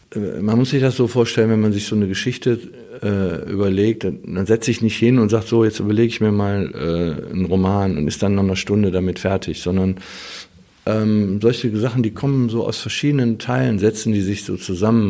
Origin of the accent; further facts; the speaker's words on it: Wuppertal, North Rhine-Westphalia, Germany; ich bin da oben am Öhlendal aufgewachsen